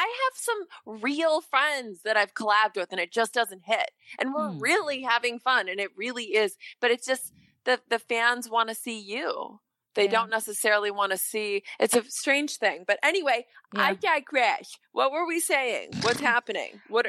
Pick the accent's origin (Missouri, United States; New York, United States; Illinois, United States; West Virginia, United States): Illinois, United States; Chicago; now in Los Angeles, United States; I have friends that I grew up with in Chicago